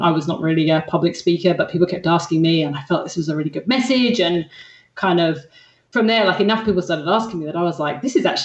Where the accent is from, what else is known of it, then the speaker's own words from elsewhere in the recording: England, United Kingdom; accent: hybrid English-Australian; now in Australia; Australian, and everyone in Australia thinks I sound English. So I've got this weird kind of like